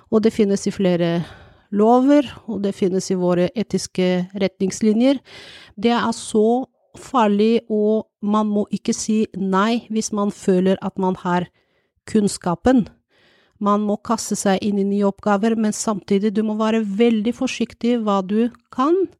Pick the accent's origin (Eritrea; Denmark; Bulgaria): Bulgaria; Norwegian is a second language; now in Norway; jeg kommer fra Bulgaria, jeg er jo utenlandsk